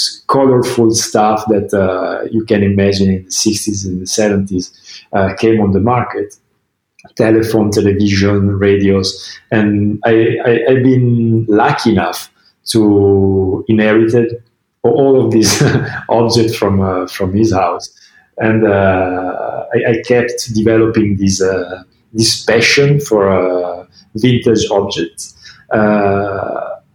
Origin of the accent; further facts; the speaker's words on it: Milan, Lombardy, Italy; I was born in Milan. In the north of Italy, almost 46 years ago